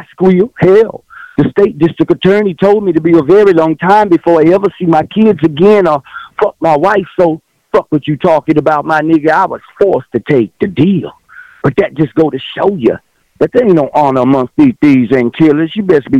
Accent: Texas, United States; born or raised there

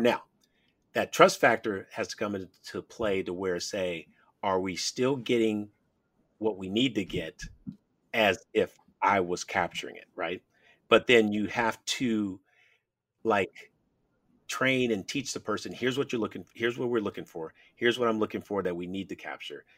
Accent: San Francisco, California, United States; when I was a kid growing up in San Francisco

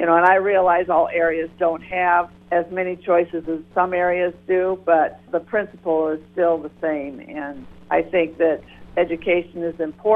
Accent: Janesville, Iowa, United States; I am from Janesville

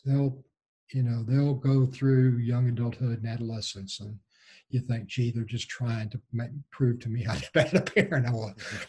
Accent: Gulf Coast, United States; I was raised on the Gulf Coast. We know all about hurricanes, right?

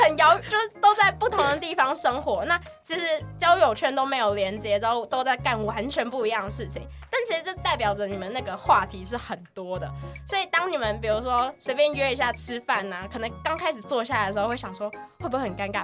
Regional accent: Pingtung County, Taiwan; moved away; 我是屏东人

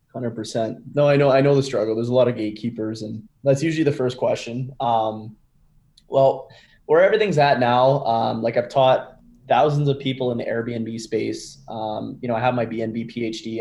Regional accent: Canada; I'm from Canada

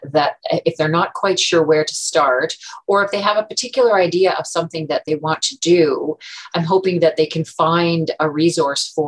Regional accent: Omushkego, northeastern Ontario, Canada; now in Ottawa, Canada; I am originally from Omishkego, which is northeastern Ontario, Treaty 9 territory

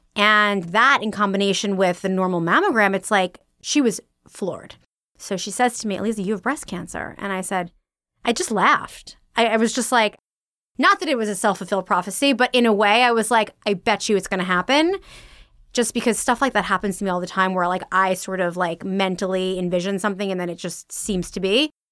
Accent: originally Long Island, New York, United States; I am from New York, originally Long Island

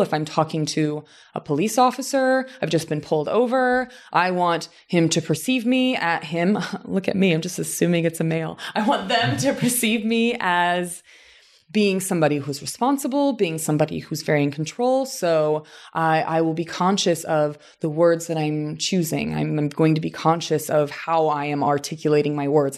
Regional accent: southern Indiana, United States; moved away as an adult; now in Los Angeles, United States; my hometown in southern Indiana, which is almost like the American South

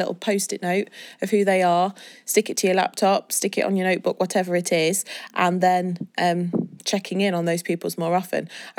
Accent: England, United Kingdom; Why do people feel awkward to say that we're British, because this is where we're from England?

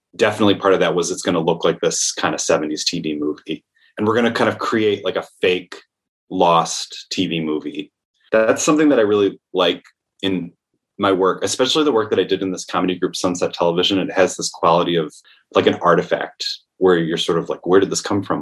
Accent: Comstock Park, Michigan, United States; moved away as an adult; now in New York, United States; I'm from a town called Comstock Park, which is right outside Grand Rapids

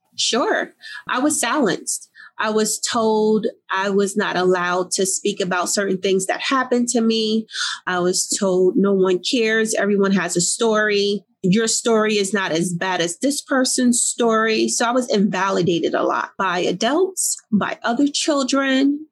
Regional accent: Newark, New Jersey, United States; I grew up in Newark, New Jersey.

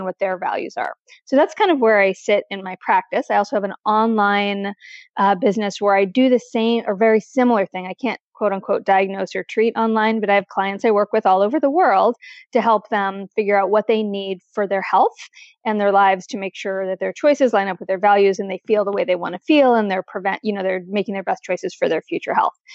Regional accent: East Coast, United States; now in Portland, United States; I'm from the East Coast.

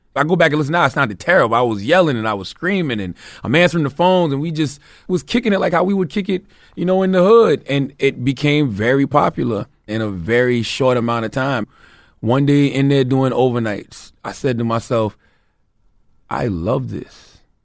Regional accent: Moncks Corner, South Carolina, United States; Growing up in Mount Corner, South Carolina

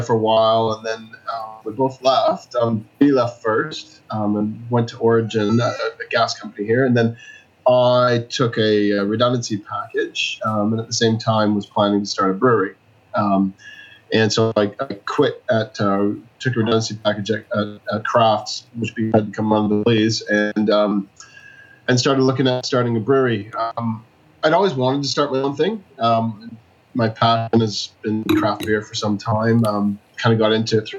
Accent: Manitouwadge, Ontario, Canada; moved away as an adult; also born or lived in Sault Ste. Marie; now in Melbourne, Australia; I am from Northern Ontario, a little small town called Manitouwadge. Born in Sault Ste. Marie, but I grew up in Manitouwadge

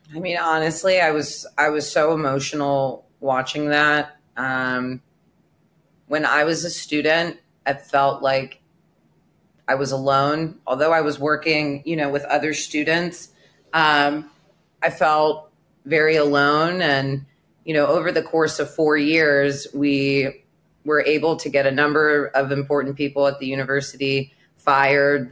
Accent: Memphis, Tennessee, United States; moved away as an adult; also born or lived in Israel / Boca Raton, Florida; growing up in Memphis, Tennessee, um, the youngest of four

